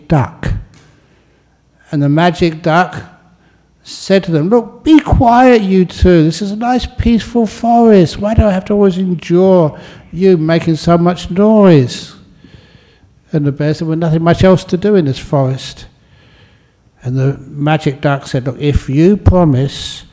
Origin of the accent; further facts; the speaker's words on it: London, United Kingdom; growing up just in the aftermath of the Second World War in London